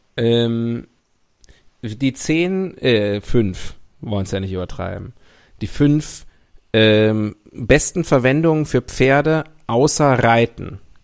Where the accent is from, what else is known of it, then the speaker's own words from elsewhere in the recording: North Rhine-Westphalia, Germany; mein Heimatbundesland Nordrhein-Westfalen